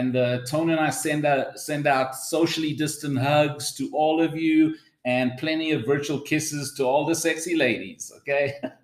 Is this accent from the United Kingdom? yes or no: no; South Africa; accent: South African; also born or lived in Los Angeles; As you can hear, we're from South Africa, although I lived in LA for a bit when I was a kid. So my accent isn't always Safa.